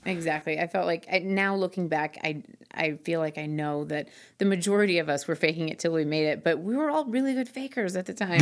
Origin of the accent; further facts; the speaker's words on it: Twin Cities, Minnesota, United States; also born or lived in Florida / Hawaii / South Korea; now in Denver, United States; I was raised mostly in the Twin Cities in Minnesota.